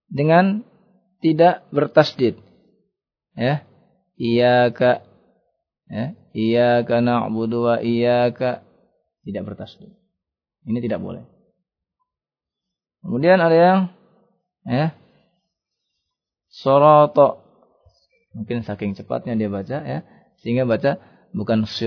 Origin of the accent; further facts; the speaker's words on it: Java, Indonesia; Kemudian biasanya orang Jawa nih ya, kita orang Jawa ya. Dia mengucapkan ngalamin.